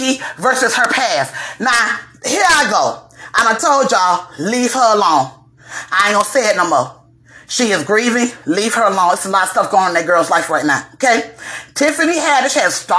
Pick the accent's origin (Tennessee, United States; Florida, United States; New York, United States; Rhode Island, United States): Florida, United States; Dade County and Broward County, South; I'm from Dade County and Broward County in the Palm Beaches